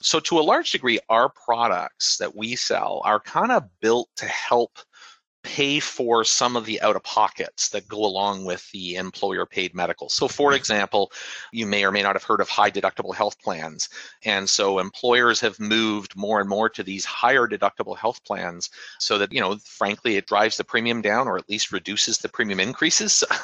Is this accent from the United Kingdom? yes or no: no; Canada; moved away as an adult; now in United States; not being from here in the US, but, you know, having sort of the government provided healthcare that we have in Canada